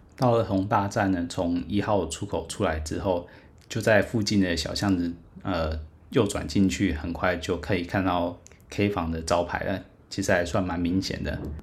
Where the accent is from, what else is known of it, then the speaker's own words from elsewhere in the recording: Taiwan; 我不是韩国人，我是台湾人